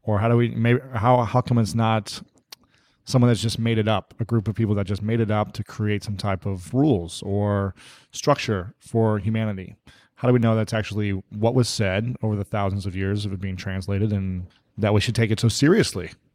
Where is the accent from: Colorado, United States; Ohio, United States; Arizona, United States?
Ohio, United States; also born or lived in Minnesota; now in Los Angeles, United States; I'm in L A right now, so I really miss the Midwest. I'm from Ohio.